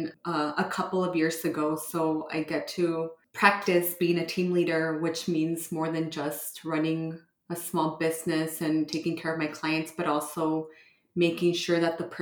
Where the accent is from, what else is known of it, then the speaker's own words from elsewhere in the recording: Nogales, Arizona, United States; moved away as an adult; now in Tucson, United States; I grew up in Nogales, Arizona. Graduated high school and I moved to Tucson back in 2007